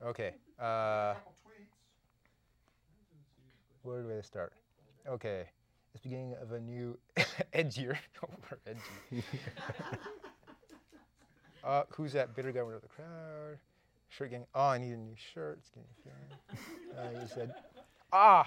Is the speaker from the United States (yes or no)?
no; Canada; accent: Canadian; in Canada, we say drama instead of drama